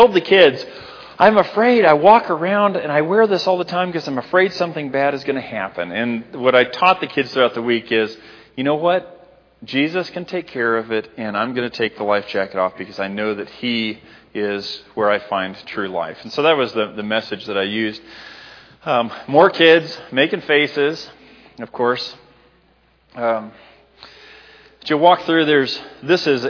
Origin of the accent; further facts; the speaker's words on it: Libby, Montana, United States; moved away; my hometown of Libby, Montana